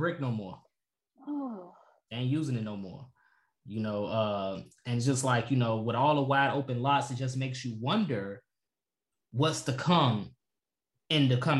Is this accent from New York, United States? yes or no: no; Chicago, Illinois, United States; we're talking about Chicago because obviously we're from Chicago. That's all we know.